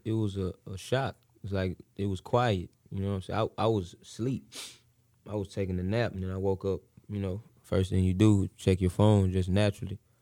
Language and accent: English; Missouri City, Texas, United States; I'm from the Mo